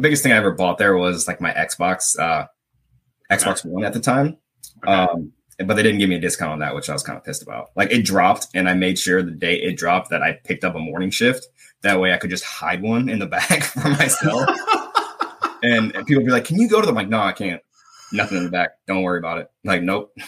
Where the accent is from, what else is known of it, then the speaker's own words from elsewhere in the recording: Midwest, United States; I'm from the Midwest